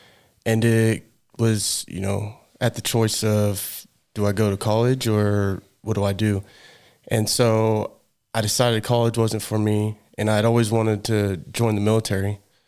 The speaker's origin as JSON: {"language": "English", "town": "Rogersville", "region": "Missouri", "country": "United States"}